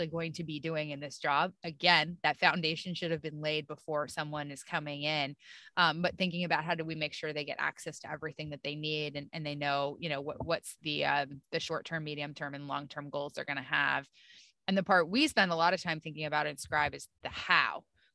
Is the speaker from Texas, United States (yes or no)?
no; upstate New York, United States; moved away; Grew up in upstate New York, pretty close to the Canadian border, in a small, very cold and snowy town.